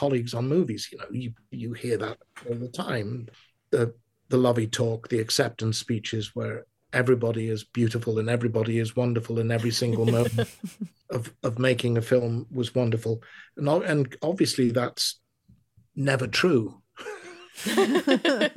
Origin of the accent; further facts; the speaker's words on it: England, United Kingdom; now in United States; being an Englishman